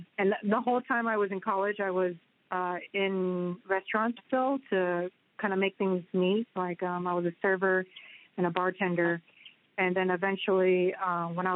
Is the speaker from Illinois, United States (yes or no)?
no; San Jose, California, United States; my hometown is San Jose, in California